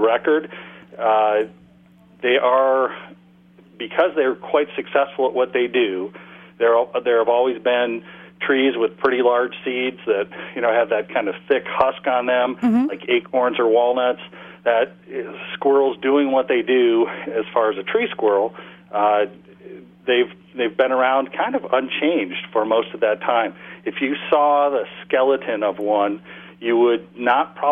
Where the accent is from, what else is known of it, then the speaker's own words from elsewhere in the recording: Cleveland, Ohio, United States; moved away; I grew up in Cleveland, Ohio, in the suburbs of Cleveland on the west side